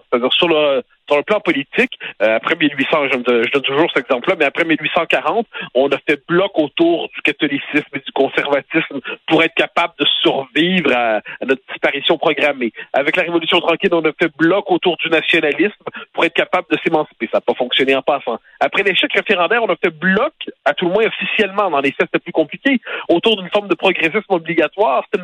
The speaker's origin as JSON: {"language": "French", "region": "Quebec", "country": "Canada", "said": "en tant que Québécois, on a traversé des crises, on a traverser une autre."}